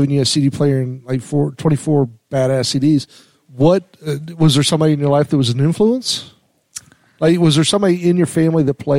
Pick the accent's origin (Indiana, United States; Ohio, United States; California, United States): California, United States; San Diego; now in Texas, United States